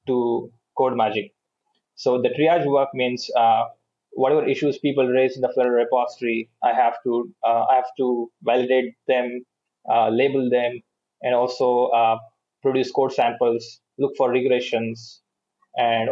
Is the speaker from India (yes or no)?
yes; India; also born or lived in Bangalore; I'm from India